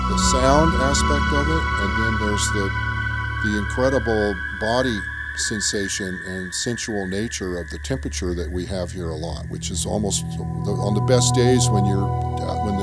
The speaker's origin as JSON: {"language": "English", "region": "California", "country": "United States", "tie": "born or raised there", "said": "Spent time in Australia. I grew up"}